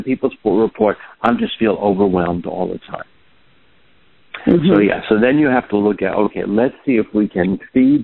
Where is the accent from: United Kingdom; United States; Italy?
United States; New York City, New York; I grew up in New York City